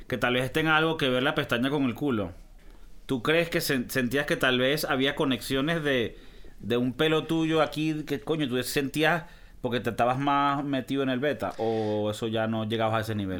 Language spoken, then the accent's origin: Spanish; Venezuela; yo no soy de Caracas, ¿no? Yo soy del Monte Culebra